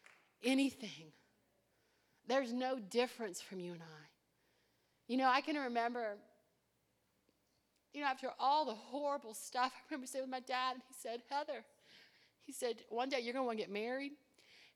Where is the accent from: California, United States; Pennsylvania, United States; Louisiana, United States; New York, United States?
Louisiana, United States; Cajun French; we're all Cajun French